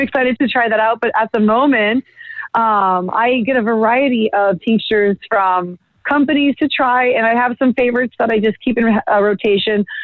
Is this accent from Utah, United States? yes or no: no; Bay Area, California, United States; moved away; growing up in the Bay Area